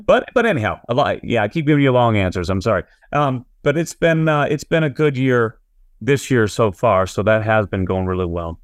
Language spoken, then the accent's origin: English; New England, United States; also born or lived in Massachusetts / Nashville; now in New Hampshire, United States; I grew up in New England